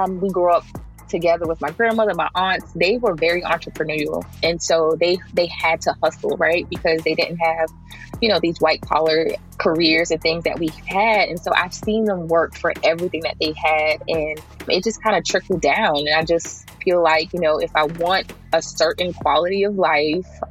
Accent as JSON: {"language": "English", "town": "Jersey City", "region": "New Jersey", "country": "United States", "tie": "born or raised there", "also_born_or_lived": "Tallahassee, Florida", "said": "I am from Jersey City, New Jersey. I grew up right in the heart of the hill of Jersey City."}